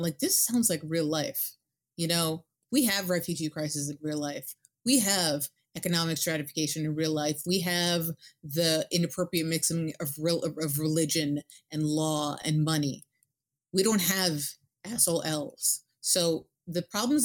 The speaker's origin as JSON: {"language": "English", "town": "New York City", "region": "New York", "country": "United States", "said": "I'm from New York City"}